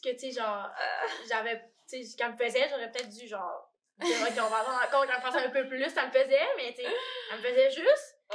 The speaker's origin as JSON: {"language": "French", "town": "Alma", "region": "Quebec", "country": "Canada", "moved": "as an adult", "lives_now": "Montreal, Canada", "said": "je viens d'Alma."}